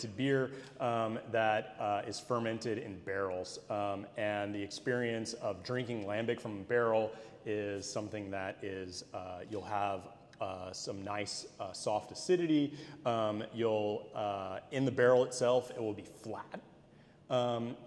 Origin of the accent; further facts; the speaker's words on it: Austin, Texas, United States; now in Brussels, Belgium; I'm from Austin, Texas